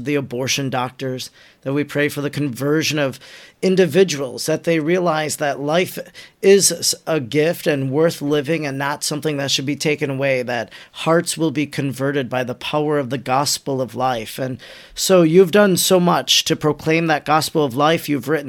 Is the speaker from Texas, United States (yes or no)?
no; Wisconsin, United States; in my home state of Wisconsin. I live 20 minutes from there.